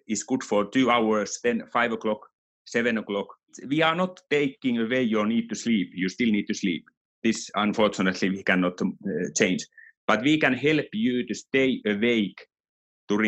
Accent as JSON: {"language": "English", "country": "Finland", "moved": "yes", "lives_now": "Switzerland", "said": "Even though I'm from Finland originally, our company is from Finland, but I live here, so my home is here in Switzerland"}